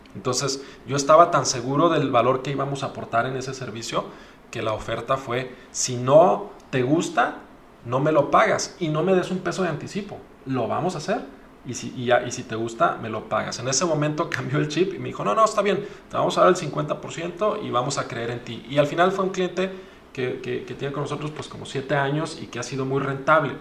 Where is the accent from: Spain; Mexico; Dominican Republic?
Mexico; Como mexicanos